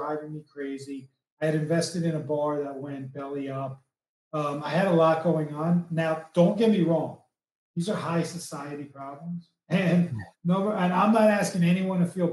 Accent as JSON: {"language": "English", "region": "East Coast", "country": "United States", "said": "I'm from the East Coast"}